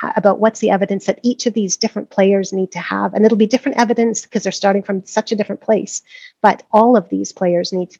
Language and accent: English; Montreal, Quebec, Canada; moved away as an adult; also born or lived in Vancouver, Canada; now in Scotland, United Kingdom; I'm first generation Canadian. My parents were from the UK. I was born in Montreal.